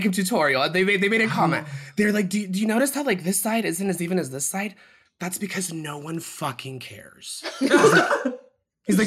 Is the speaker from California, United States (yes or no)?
yes; South Lake Tahoe, California, United States; my hometown that I was born in, South Lake Tahoe.